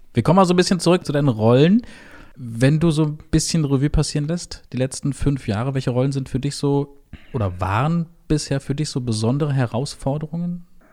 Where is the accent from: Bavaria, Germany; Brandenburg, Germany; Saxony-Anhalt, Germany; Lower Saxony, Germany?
Brandenburg, Germany; Ich bin gebürtiger Brandenburger